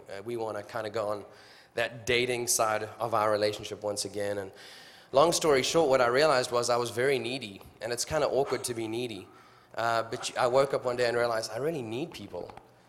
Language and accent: English; South Africa; moved away as an adult; My wife's back there, Natalie. I'm from South Africa. I chased her down to your country to marry her.